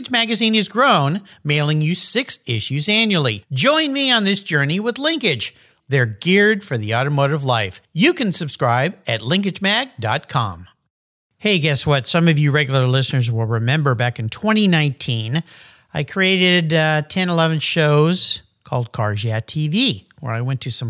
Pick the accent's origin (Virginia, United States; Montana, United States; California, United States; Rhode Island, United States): California, United States; La Jolla; in my hometown in beautiful La Jolla, California